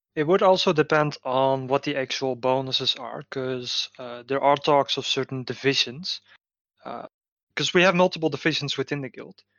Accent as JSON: {"language": "English", "country": "Netherlands", "said": "I'm from the Netherlands"}